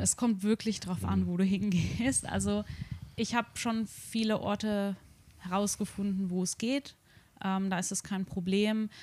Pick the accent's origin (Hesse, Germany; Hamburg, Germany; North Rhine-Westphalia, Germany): Hesse, Germany; Darmstadt; now in Tokyo, Japan; ich komme aus Darmstadt